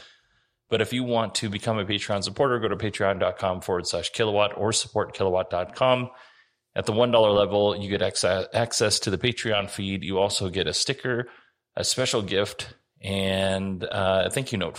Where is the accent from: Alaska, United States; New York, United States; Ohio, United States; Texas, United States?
Alaska, United States; now in Arizona, United States; when I was a kid, I grew up in Alaska.